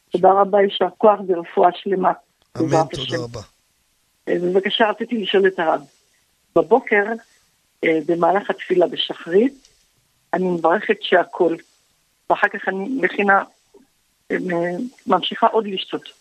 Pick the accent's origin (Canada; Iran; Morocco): Morocco; born or raised there; now in Israel